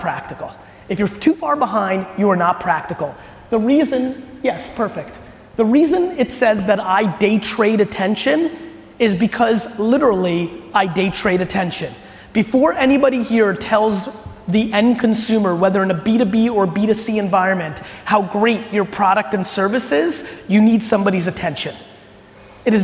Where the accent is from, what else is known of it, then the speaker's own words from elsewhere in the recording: Edison, New Jersey, United States; also born or lived in Soviet Union / Queens, New York; my family immigrated to the US when I was 3 years old. We moved into a studio apartment in Queens, New York